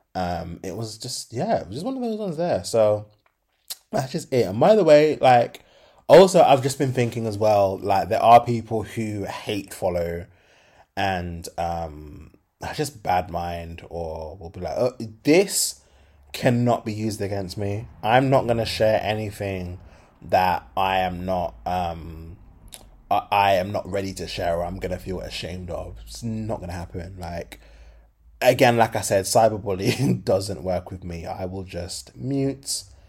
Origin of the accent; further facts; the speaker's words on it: Birmingham, West Midlands, United Kingdom; I'm from Birmingham